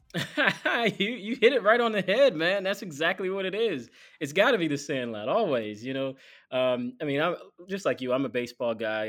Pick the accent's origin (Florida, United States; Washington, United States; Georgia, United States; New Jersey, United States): Georgia, United States; Atlanta; now in Chicago, United States; I'm from Atlanta originally, my parents still live in Atlanta